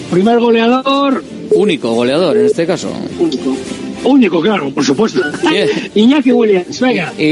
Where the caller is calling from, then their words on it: Basauri, Basque Country, Spain; de Basauri.